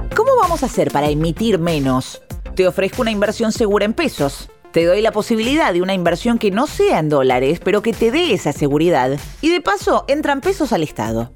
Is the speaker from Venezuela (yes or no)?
no; Argentina